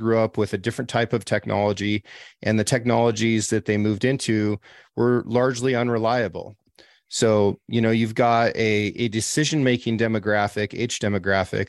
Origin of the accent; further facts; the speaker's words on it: Oregon, United States; I'm from Oregon